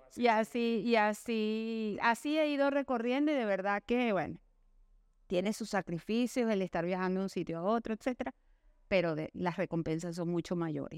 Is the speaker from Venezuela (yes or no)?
yes; Venezuela; vengo de Venezuela